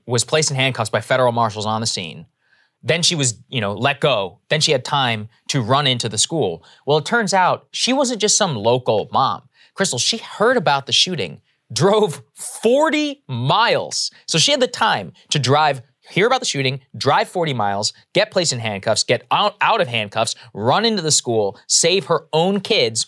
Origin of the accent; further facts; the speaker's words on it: Texas, United States; moved away; back in my home state